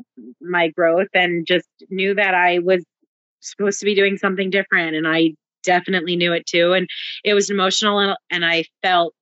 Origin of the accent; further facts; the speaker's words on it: New Jersey, United States; also born or lived in Canada; now in Brooklyn, United States; I've actually only ever lived in New Jersey besides being born in Canada